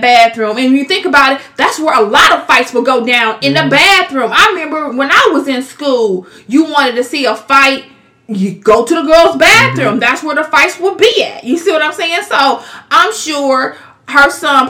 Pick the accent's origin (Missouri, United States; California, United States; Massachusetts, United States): Missouri, United States; Kansas City; moved away as an adult; now in Overland Park, United States; We're from Kansas City, Missouri. But when you turned two, I was like, deuces. I'm going to Overland Park, Kansas. And I've been in Overland Park, Kansas ever since.